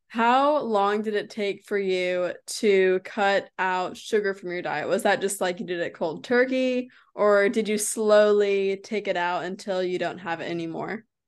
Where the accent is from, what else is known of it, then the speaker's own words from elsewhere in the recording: United States; I'm from America.